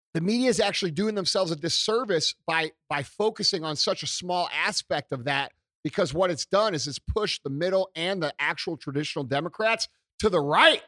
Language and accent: English; St. Louis, Missouri, United States; being from Saint Louis